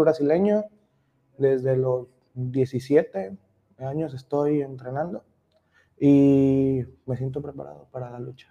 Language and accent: Spanish; Manzanillo, Colima, Mexico; Yo soy de, aquí de Manzanillo